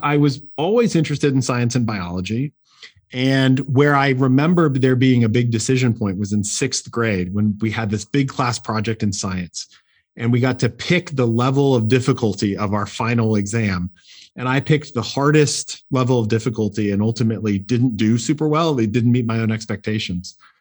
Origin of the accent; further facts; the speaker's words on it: Portland, Oregon, United States; I grew up in Portland, Oregon, actually.